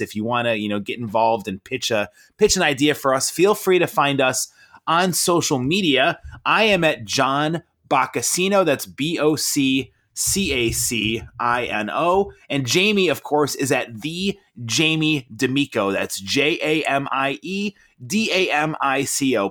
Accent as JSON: {"language": "English", "town": "Rochester", "region": "New York", "country": "United States", "tie": "born or raised there", "said": "I grew up in Rochester"}